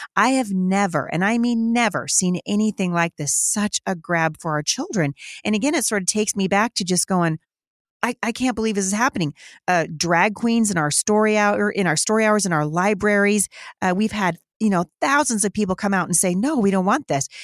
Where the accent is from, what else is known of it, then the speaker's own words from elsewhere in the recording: Battle Ground, Washington, United States; my hometown, uh, of Battleground, Washington